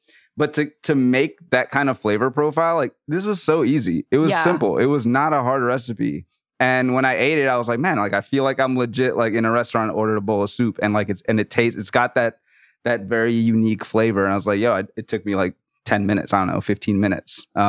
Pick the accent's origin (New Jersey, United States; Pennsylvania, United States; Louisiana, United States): Louisiana, United States; New Orleans; Man, your boy, you already know I'm from New Orleans.